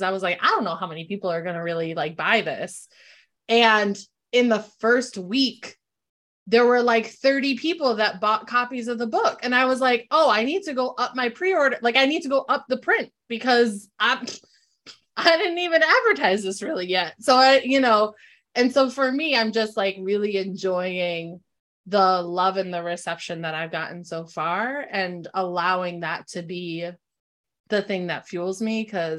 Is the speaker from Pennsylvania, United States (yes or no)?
no; New Britain, Connecticut, United States; We're from New Britain, so we came back up this way